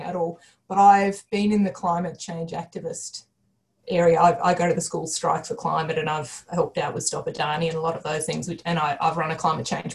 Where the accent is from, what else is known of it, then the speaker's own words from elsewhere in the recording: Canberra, Australian Capital Territory, Australia; I grew up in Canberra